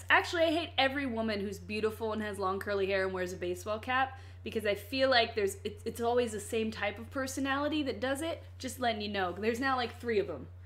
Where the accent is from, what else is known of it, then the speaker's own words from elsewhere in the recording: Hampton, Virginia, United States; I am from Virginia, and all of our people, no matter their race, mostly talk like we're from the hood. I've had to get rid of that accent because people say things out here.